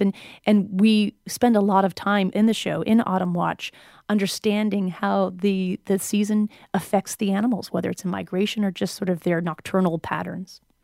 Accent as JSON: {"language": "English", "region": "New Hampshire", "country": "United States", "tie": "born or raised there", "said": "I spent twenty years growing up in New England"}